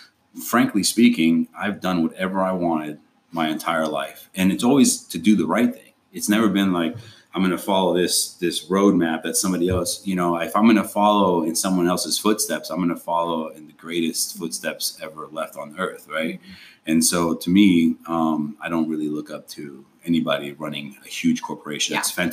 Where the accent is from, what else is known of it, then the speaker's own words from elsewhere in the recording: Argentina; I was an immigrant. I came from Argentina.